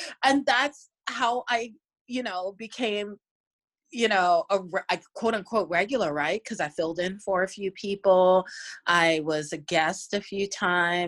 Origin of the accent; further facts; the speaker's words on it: Virginia, United States; moved away; I'm from Virginia.